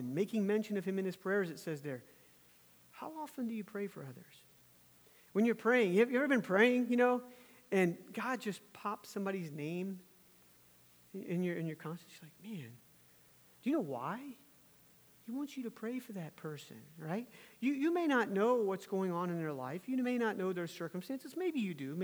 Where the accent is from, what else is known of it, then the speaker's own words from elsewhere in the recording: Virginia, United States; my home state of Virginia